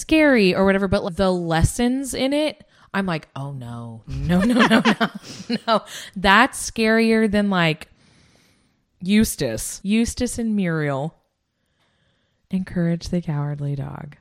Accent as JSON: {"language": "English", "country": "United States", "said": "I'm American"}